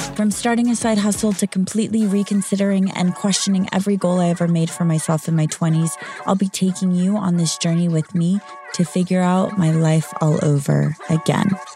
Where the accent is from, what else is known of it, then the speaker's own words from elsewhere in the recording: Austin, Texas, United States; moved away as an adult; now in Dubai, United Arab Emirates; I was back in my hometown of Austin, Texas